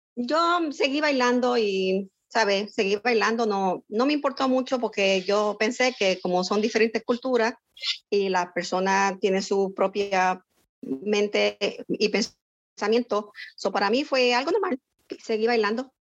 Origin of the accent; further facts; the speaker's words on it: San Lorenzo, Puerto Rico; now in Florida, United States; nací en San Lorenzo, Puerto Rico y resido en el estado de la Florida